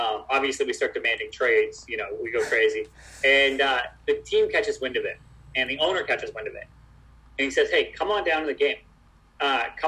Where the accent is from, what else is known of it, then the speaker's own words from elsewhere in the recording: Vancouver, British Columbia, Canada; also born or lived in Toronto / Florida; now in Los Angeles, United States; I'm from Vancouver originally